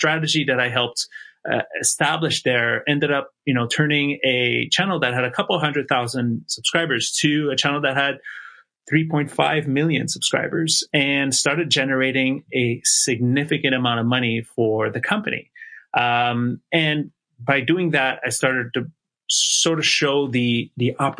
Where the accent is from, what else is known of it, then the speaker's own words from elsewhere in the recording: Montreal, Quebec, Canada; moved away as an adult; also born or lived in Toronto, Canada; I moved from my hometown of Montreal, Canada to Toronto